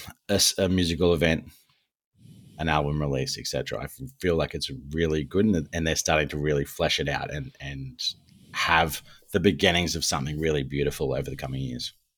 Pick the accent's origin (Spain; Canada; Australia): Australia; we're Australian